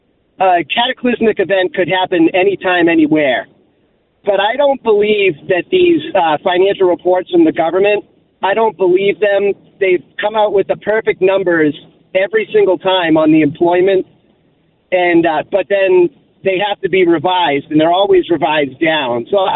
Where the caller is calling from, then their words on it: Massachusetts, United States; So I'm calling from Massachusetts.